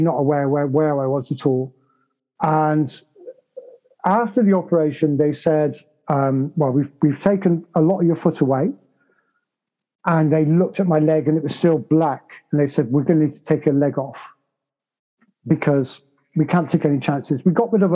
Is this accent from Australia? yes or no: no; United Kingdom; I'm British